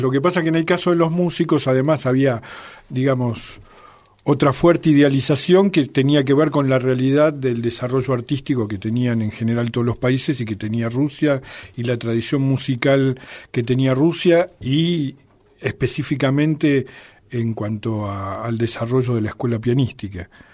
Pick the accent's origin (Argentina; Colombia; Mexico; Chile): Argentina; moved away as an adult; also born or lived in Soviet Union; los que veníamos de países capitalistas, bueno, en el caso nuestro de un país como la Argentina